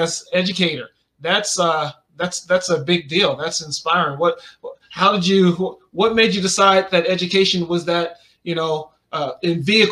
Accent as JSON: {"language": "English", "town": "Las Vegas", "region": "Nevada", "country": "United States", "tie": "born or raised there", "said": "Born and raised here in Vegas"}